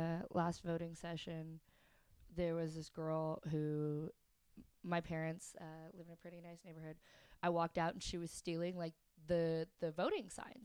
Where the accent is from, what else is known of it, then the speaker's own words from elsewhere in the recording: Edmond, Oklahoma, United States; also born or lived in London / Spain / France; That's where I grew up. I grew up in Edmond.